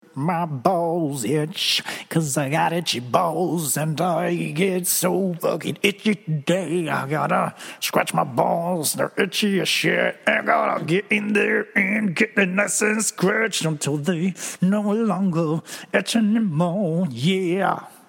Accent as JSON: {"language": "English", "country": "Venezuela", "said": "I'm from Venezuela"}